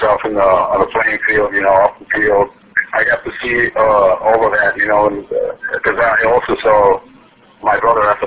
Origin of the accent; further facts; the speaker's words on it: Dominican Republic; I was born and raised in the Dominican Republic